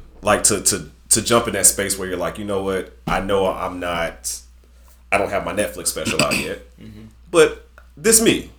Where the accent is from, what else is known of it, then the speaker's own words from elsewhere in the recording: Chicago, Illinois, United States; I'm really from Chicago.